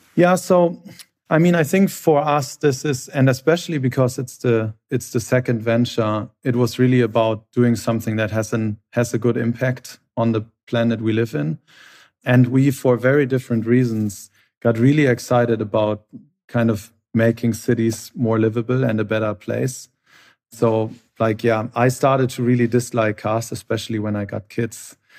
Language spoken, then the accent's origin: English; Hamburg, Germany; I'm from Hamburg originally. We share the same hometown